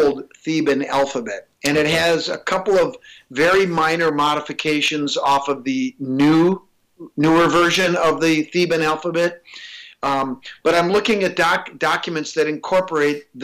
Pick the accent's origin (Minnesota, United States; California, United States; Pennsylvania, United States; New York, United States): Minnesota, United States; I'm from Minnesota